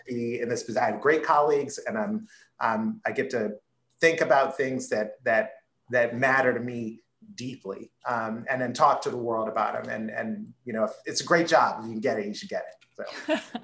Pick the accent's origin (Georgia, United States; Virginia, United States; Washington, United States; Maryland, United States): Maryland, United States; Baltimore; the house I grew up in in Southwest Baltimore